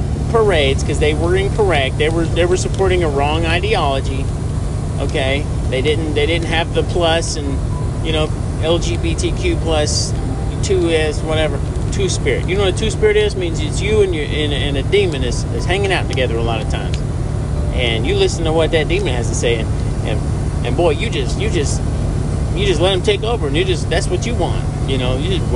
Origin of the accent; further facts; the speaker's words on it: Birmingham, Alabama, United States; I was born in Alabama, but I was born in Birmingham, and I lived in the city